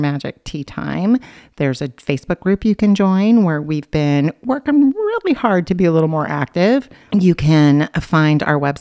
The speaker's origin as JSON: {"language": "English", "region": "Oregon", "country": "United States", "tie": "born or raised there", "said": "when I grew up on the other side of the mountains in Oregon"}